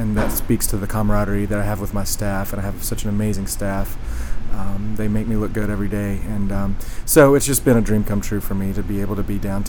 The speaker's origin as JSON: {"language": "English", "country": "United States", "tie": "born or raised there", "said": "we grew up in Knox County and on a 170-acre, somewhat working farm."}